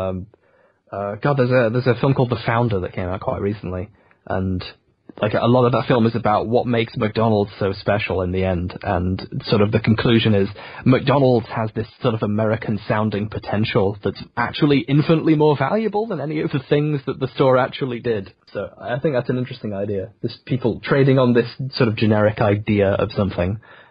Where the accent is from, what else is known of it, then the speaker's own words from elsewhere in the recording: England, United Kingdom; being British, being English, had this premium where people listen to you.